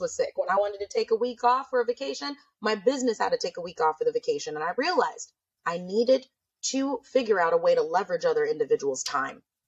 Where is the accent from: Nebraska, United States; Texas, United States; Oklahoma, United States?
Nebraska, United States; moved away as an adult; now in California, United States; I'm from Nebraska.